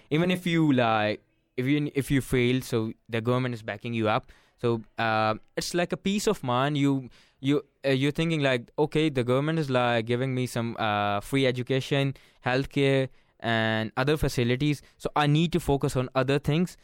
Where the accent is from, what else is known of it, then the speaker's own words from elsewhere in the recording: Pakistan; moved away; I'm from Pakistan